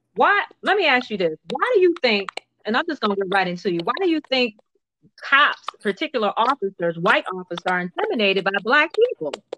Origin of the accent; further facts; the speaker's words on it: Minneapolis, Minnesota, United States; moved away; I grew up in Minneapolis, Minnesota